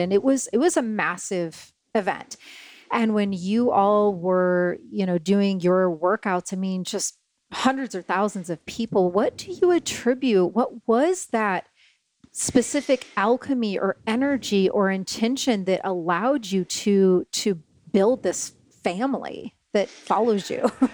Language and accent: English; Syracuse, Indiana, United States; I come from tiny little town, Syracuse.